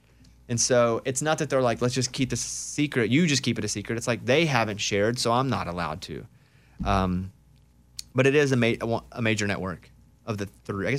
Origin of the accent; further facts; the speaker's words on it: Arkansas, United States; And I grew up in Arkansas, we had tornadoes